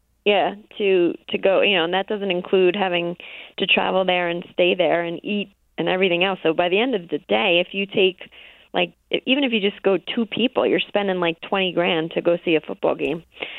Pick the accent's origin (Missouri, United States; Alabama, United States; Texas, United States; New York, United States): New York, United States; I cannot in my right mind root for the Patriots, because I am a New Yorker.